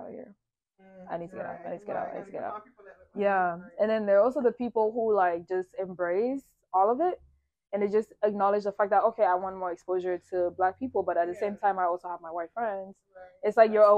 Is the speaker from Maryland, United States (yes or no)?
yes; Maryland, United States; moved away as an adult; also born or lived in Cameroon / Minnesota; I grew up in Maryland, went to a predominantly black middle school, high school situation